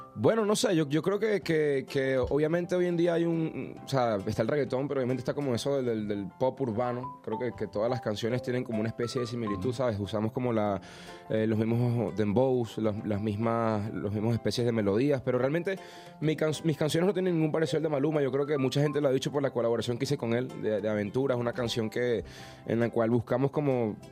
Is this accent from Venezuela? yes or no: yes; Venezuela; No es porque sea venezolano